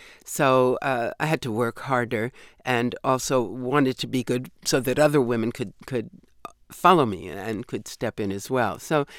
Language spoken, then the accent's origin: English; New York, United States; accent: New York; But at that point, I'd pretty well lost most of my New York accent. It still creeps up from time to time.